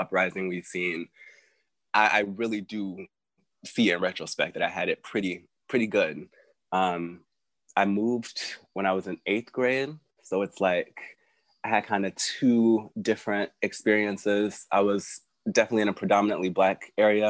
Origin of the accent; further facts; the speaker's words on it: St. Louis, Missouri, United States; moved away; also born or lived in Arkansas; Moved to St. Louis when I was six